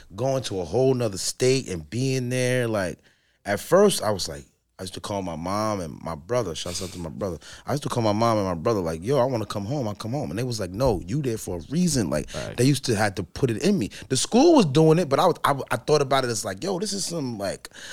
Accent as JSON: {"language": "English", "town": "Newark", "region": "New Jersey", "country": "United States"}